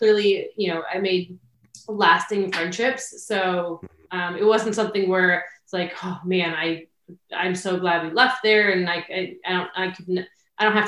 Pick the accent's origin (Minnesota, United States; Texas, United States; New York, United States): Minnesota, United States; a suburb of Minneapolis; moved away; also born or lived in Pocono area, Pennsylvania; where I grew up in Minnesota was very much a suburb of Minneapolis